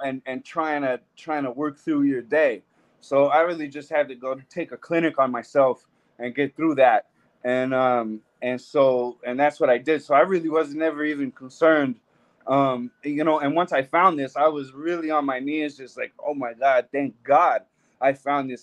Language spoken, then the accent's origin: English; Albuquerque, New Mexico, United States; my hometown Albuquerque